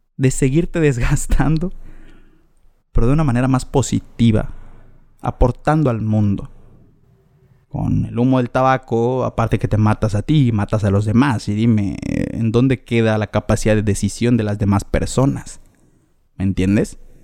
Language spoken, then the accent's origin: Spanish; Mexico; nací en México, caray, nací en el mejor lugar en donde se come rico